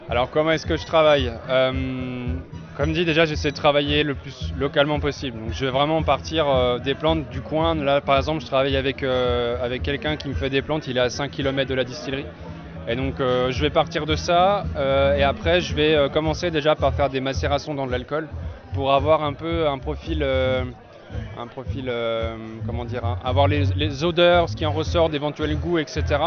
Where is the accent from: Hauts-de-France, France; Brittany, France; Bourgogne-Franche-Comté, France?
Bourgogne-Franche-Comté, France; Jura; moved away as an adult; also born or lived in Germany / Strasbourg; je suis originaire du Jura